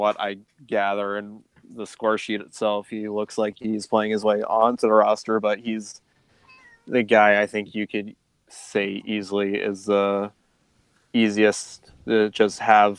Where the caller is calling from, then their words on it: South Dakota, United States; South Dakota, actually.